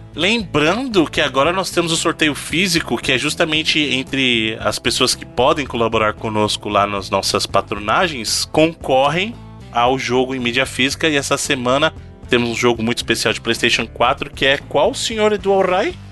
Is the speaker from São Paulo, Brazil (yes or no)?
no; Bahia, Brazil; accent: baiano; moved away; also born or lived in Minas Gerais; Eu sou baiano com muito orgulho